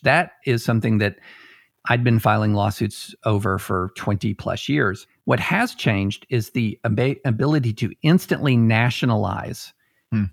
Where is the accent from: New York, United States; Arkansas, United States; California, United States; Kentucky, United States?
Kentucky, United States; Georgetown; also born or lived in Opelika, Alabama; I ended up growing up in um, a little town in Kentucky. Now it's not as little as it used to be, uh, but called Georgetown, just outside of Lexington